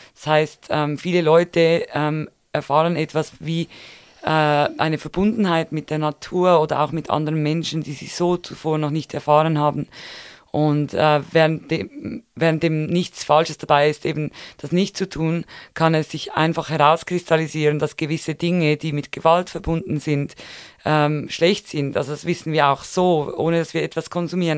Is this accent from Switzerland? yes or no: yes; Switzerland; bei uns in der Schweiz